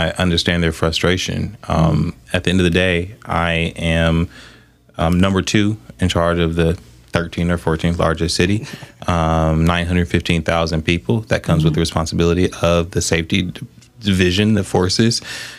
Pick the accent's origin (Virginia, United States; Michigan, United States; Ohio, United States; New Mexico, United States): Michigan, United States; Southfield; Because at the end of the day, like, I grew up in Southfield.